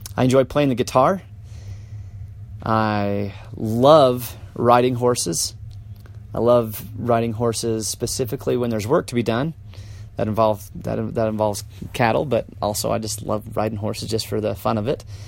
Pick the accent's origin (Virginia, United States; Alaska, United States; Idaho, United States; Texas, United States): Idaho, United States; Malad City; moved away; I'm originally from Malad, Idaho